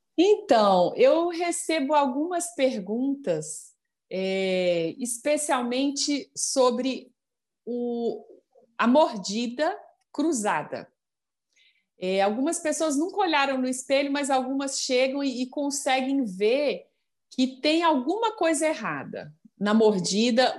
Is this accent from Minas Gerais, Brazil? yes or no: yes; Minas Gerais, Brazil; accent: mineiro; moved away as an adult; now in Brasília, Brazil; o costume, o sotaque está sempre aí, né? O jeitinho é. do, do mineiro.